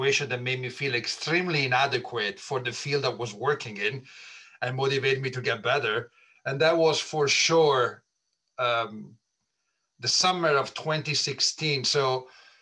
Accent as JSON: {"language": "English", "country": "Italy", "tie": "born or raised there", "moved": "as an adult", "lives_now": "United States", "said": "I was born and raised in Italy, so pretty far away from the United States."}